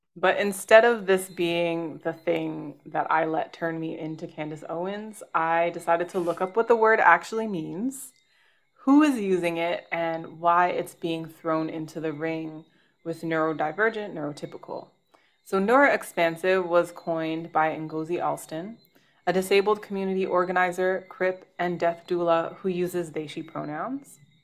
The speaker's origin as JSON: {"language": "English", "town": "Toronto", "region": "Ontario", "country": "Canada", "tie": "born or raised there", "moved": "yes", "said": "my hometown in Toronto"}